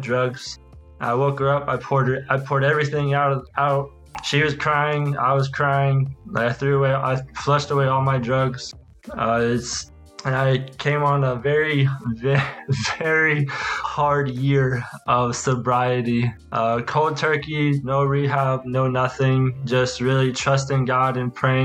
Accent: Washington, District of Columbia, United States; also born or lived in Tallahassee, Florida / Tennessee; now in Germany; I was raised in Washington, D.C., so it was a very big culture shock

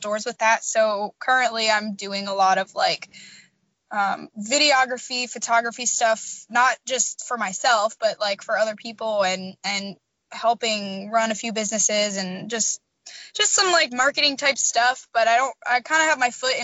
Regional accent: Harrisburg, Pennsylvania, United States; moved away as an adult; now in Missouri, United States; I am originally from Pennsylvania, but I'm living in Missouri right now. I moved out here for college

